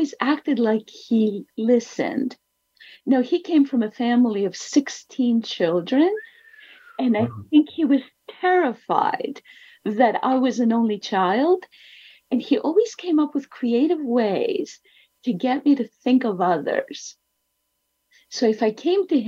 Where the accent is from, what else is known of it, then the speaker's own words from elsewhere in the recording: Athens, Attica, Greece; I was born in Athens